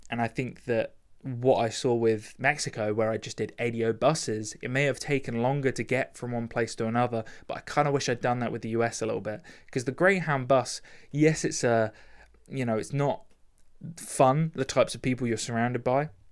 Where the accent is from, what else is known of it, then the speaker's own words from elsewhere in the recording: United Kingdom; I'm British